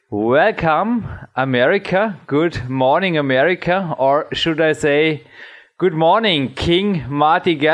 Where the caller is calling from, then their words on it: Austria; English is a second language; I'm still in Austria, and I think, like you, I live, I can say, in a kingdom surrounded with woods